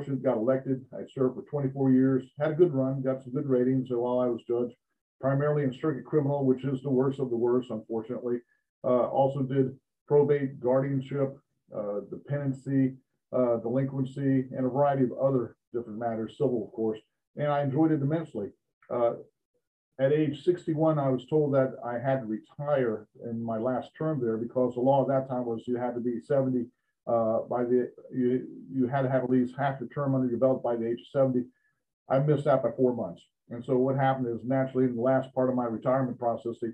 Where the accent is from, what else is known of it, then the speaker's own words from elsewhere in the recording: Central Florida, United States; I grew up in Central Florida. I went to school in Orange County